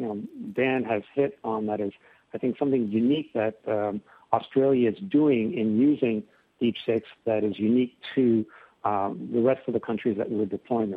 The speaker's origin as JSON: {"language": "English", "country": "Canada", "moved": "yes", "lives_now": "California, United States", "said": "I'm Canadian"}